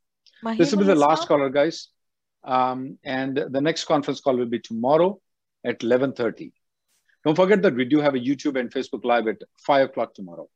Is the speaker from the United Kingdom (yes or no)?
no; India; So being an Indian citizen, you can sit down in India and work for any company in the world.